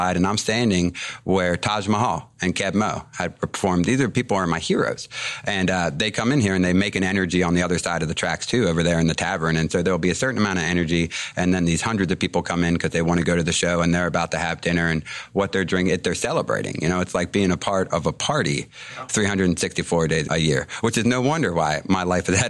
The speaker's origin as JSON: {"language": "English", "town": "Cape St. Claire", "region": "Maryland", "country": "United States", "tie": "born or raised there", "also_born_or_lived": "Boulder, Colorado", "said": "born and raised in Cape St. Clair"}